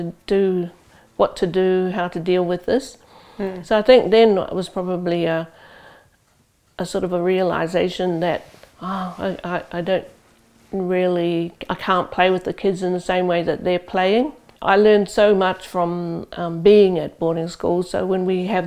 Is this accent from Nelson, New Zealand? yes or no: no; Rotorua, Bay of Plenty, New Zealand; moved away as an adult; now in Auckland, New Zealand; I'm from Rotorua, that's where my family home is. But I live here in Auckland and work here since 1980